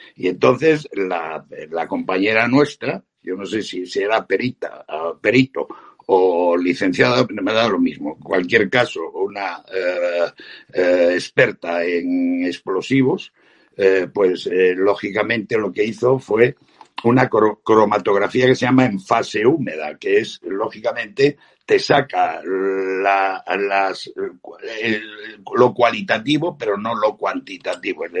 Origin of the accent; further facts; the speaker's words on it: Spain; como españoles